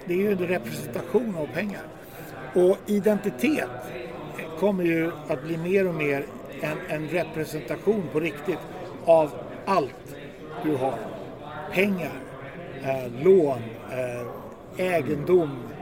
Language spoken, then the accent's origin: Swedish; Sweden; jag är då svensk